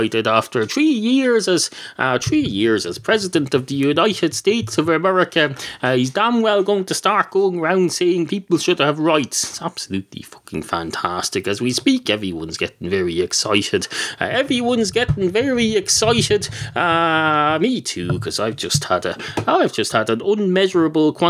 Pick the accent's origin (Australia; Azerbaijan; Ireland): Ireland; I've got Irish.